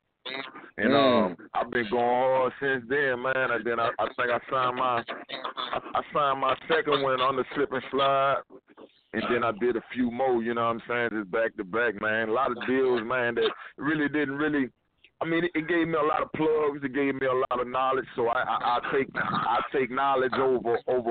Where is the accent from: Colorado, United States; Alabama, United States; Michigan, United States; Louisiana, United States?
Louisiana, United States; now in Houston, United States; from Louisiana, my hometown